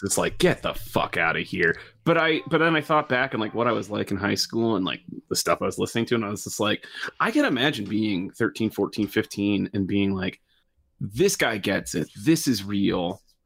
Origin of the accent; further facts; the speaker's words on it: just outside Detroit, Michigan, United States; I grew up just outside Detroit